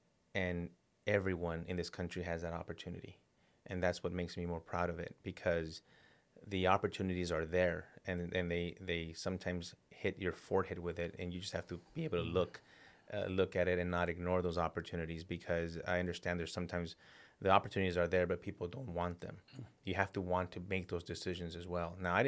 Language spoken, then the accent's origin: English; El Paso, Texas, United States; I grew up in El Paso, Texas, in a border town, lower income family. My parents immigrated here legally.